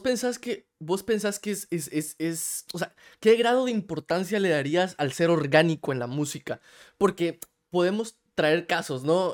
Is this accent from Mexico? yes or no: no; Guatemala; now in United States; yo soy de Guate, yo ahorita vivo en Estados Unidos